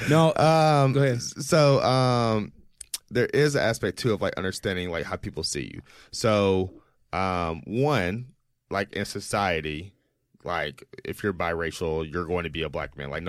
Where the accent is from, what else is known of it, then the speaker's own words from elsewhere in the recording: Jackson, Mississippi, United States; a more like black experience growing up in Jackson, Mississippi